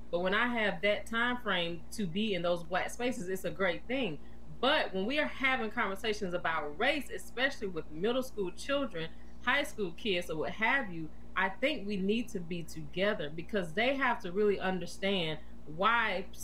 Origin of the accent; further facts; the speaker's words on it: the South, United States; So I'm from the South and I attended HBCU too.